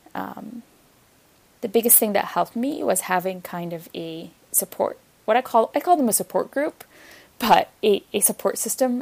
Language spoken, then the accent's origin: English; Egypt; moved away as an adult; also born or lived in Ontario, Canada; now in Canada; I didn't grow up here. I grew up in Egypt